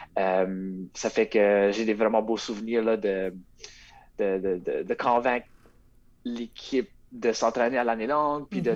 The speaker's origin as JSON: {"language": "French", "town": "Rogersville", "region": "New Brunswick", "country": "Canada", "tie": "born or raised there", "said": "je viens, de Rogersville"}